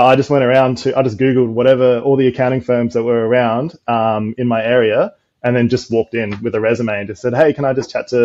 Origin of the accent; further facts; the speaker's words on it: Adelaide, South Australia, Australia; moved away as an adult; now in Gold Coast, Australia; I'm originally from Adelaide